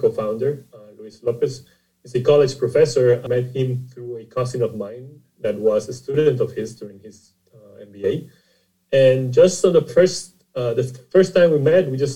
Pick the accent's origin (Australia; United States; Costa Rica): Costa Rica; I'm originally from Costa Rica, and the company is based in San Jose, Costa Rica.